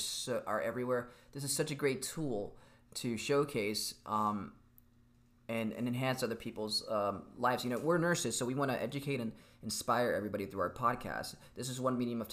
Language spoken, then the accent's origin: English; Miami, Florida, United States; I'm from Miami